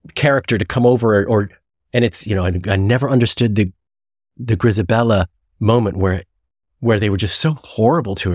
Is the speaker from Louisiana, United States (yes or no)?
no; Chicago, Illinois, United States; I grew up in Chicago